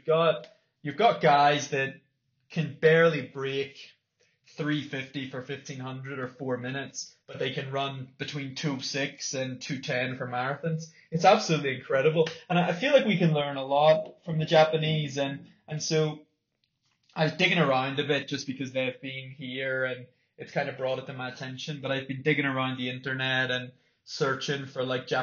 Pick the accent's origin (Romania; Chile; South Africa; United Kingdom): United Kingdom; Northern Ireland; growing up in Northern Ireland